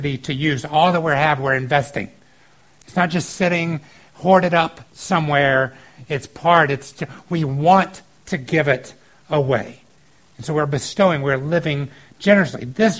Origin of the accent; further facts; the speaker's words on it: the South, United States; I grew up in the South